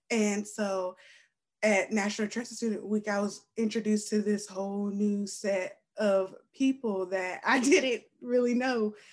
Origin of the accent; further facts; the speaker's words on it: Spartanburg, South Carolina, United States; like I came from Spartanburg and that was a whole different type of environment.